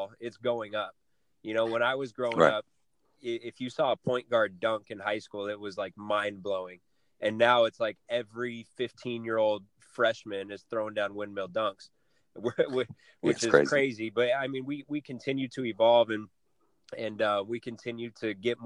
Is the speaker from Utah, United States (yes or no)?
no; Flagstaff, Arizona, United States; moved away; Northern Arizona, back to my hometown